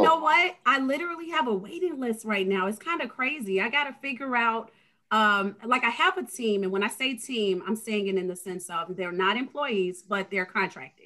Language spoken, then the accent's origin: English; Chicago, Illinois, United States; I was born and raised in Englewood. But then I lived all over